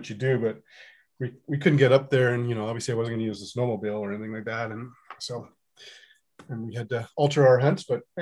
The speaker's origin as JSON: {"language": "English", "town": "Trail", "region": "British Columbia", "country": "Canada", "tie": "born or raised there", "also_born_or_lived": "Vancouver", "said": "we grew up in Trail and then went down to Vancouver, UBC"}